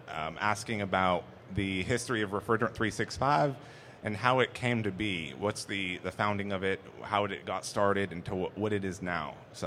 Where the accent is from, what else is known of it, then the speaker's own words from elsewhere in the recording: Murfreesboro, Tennessee, United States; We come from Murfreesboro, Tennessee, just outside of Nashville. One of the fastest growing cities in the United States.